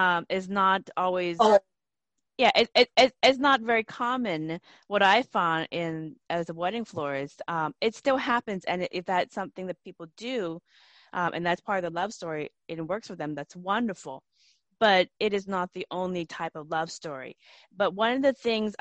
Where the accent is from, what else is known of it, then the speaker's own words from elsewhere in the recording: United States; I grew up in the United States